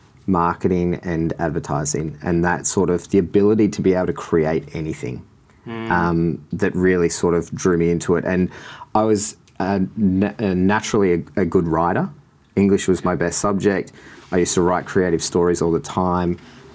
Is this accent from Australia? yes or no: yes; Sorrento, Victoria, Australia; I grew up in Sorrento my whole life, every summer. Love the water, love drawing